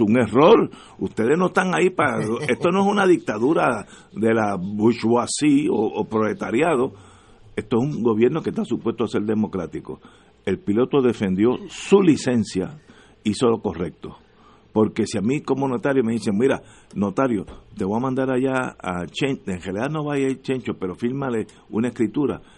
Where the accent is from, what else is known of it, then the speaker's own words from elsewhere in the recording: Puerto Rico; lo que nos une es que somos puertorriqueños